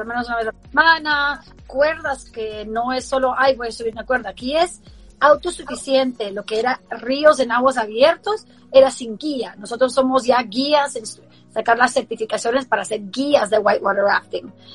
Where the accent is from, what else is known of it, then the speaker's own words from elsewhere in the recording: Baltimore, Maryland, United States; moved away; also born or lived in Guatemala; yo crecí en Baltimore